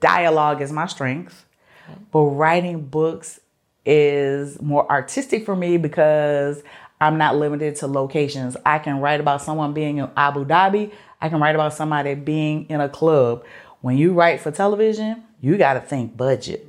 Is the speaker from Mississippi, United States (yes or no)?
no; Mobile, Alabama, United States; I grew up in Mobile.